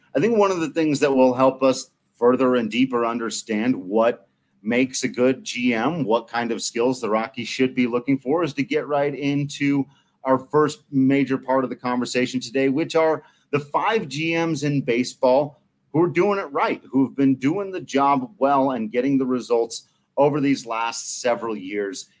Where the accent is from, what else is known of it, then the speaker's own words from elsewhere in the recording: Palisade, Colorado, United States; But I am more accurately and technically from Palisade, Colorado